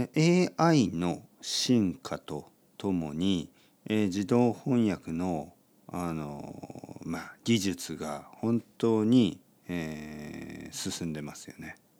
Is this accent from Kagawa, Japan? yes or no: no; Oita, Japan; moved away; 大分に住んでました高校生まで大分に住んでた